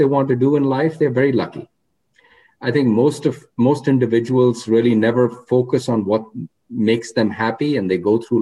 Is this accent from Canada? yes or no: no; India; moved away as an adult; also born or lived in Oregon; now in United States; when I was growing up in India